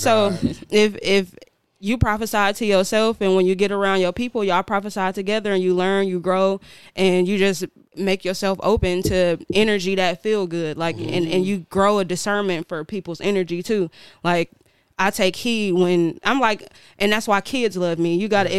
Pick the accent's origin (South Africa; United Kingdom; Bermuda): Bermuda; born there; Well, I was born in Bermuda. I was born on the island.